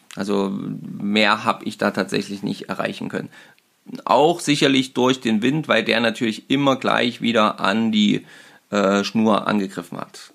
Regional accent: Germany; bei uns in Deutschland

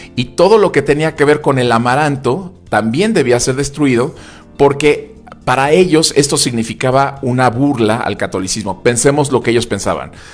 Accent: Puebla, Mexico; como poblanos decimos que el mole poblano es un platillo exquisito

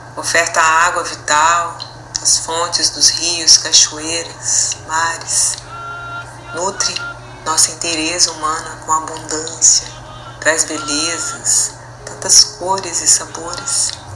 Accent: Minas Gerais, Brazil; now in Porto Alegre, Brazil; Nasci em Minas Gerais

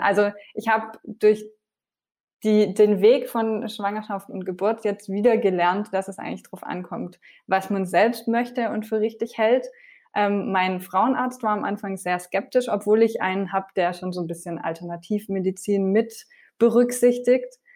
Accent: France; now in Germany; ich bin ja in Frankreich aufgewachsen

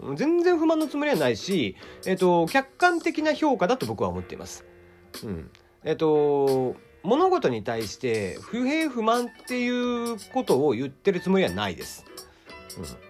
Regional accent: Kyushu, Japan

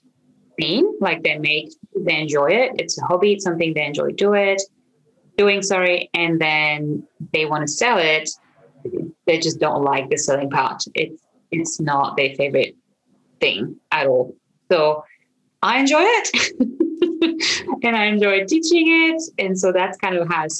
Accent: France; accent: French; English is a second language; now in Australia; I'm originally from France. You might hear this weird accent I have. Living in Australia

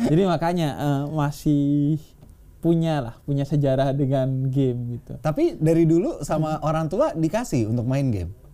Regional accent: Bondowoso, East Java, Indonesia; saya tuh di kampung saya di Jawa Timur di Bondowoso

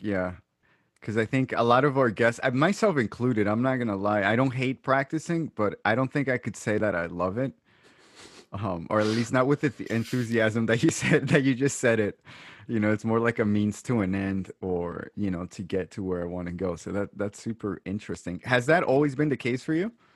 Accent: Brooklyn, New York, United States; now in Long Island, United States; technically, I'm not from Long Island. I'm from Brooklyn, but I love it out here

